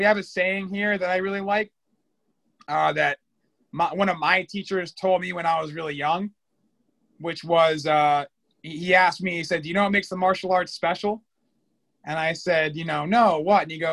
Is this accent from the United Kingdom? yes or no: no; Connecticut, United States; also born or lived in Chicago, Illinois, United States; I'm from Connecticut, but I was born in Chicago